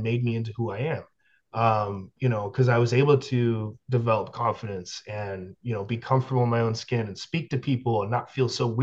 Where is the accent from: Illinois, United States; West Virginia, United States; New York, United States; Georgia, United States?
West Virginia, United States; also born or lived in Canada; I am Canadian, but I only lived there for like 3 years. This was in West Virginia